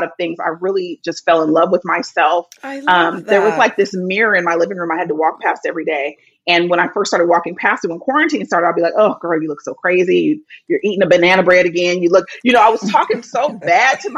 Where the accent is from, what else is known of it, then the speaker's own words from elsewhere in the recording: Bay Area, California, United States; now in Los Angeles, United States; I grew up in the Bay Area